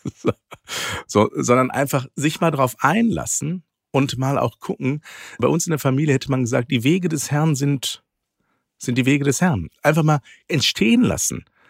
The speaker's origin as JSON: {"language": "German", "area": "Ruhr area", "region": "North Rhine-Westphalia", "country": "Germany", "tie": "born or raised there", "said": "Ich bin ja im Ruhrgebiet groß geworden"}